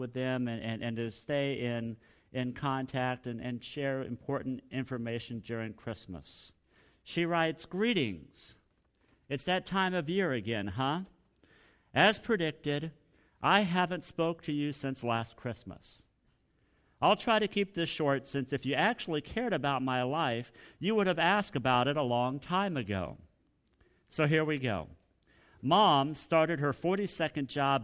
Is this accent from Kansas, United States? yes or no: yes; Hutchinson, Kansas, United States; growing up in Hutchinson, Kansas